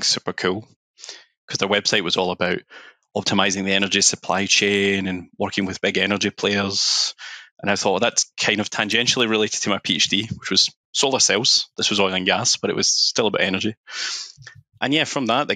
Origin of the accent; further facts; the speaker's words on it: Glasgow, Scotland, United Kingdom; moved away as an adult; also born or lived in London; I'm from Glasgow, that kind of area